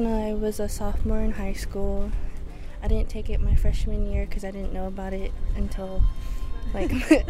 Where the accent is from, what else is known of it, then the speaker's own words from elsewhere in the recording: Lummi, Washington, United States; I'm from Lummi.